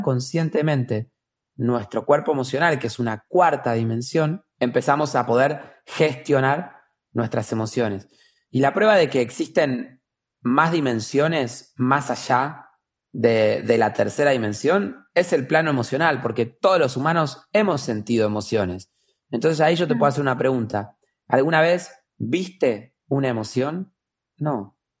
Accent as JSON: {"language": "Spanish", "country": "Argentina", "tie": "born or raised there", "said": "vivo en Argentina, nací en Argentina"}